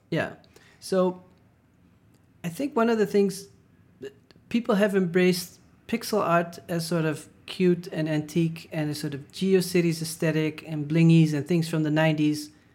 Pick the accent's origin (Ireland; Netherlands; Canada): Netherlands; moved away; I didn't feel like I was so super Dutch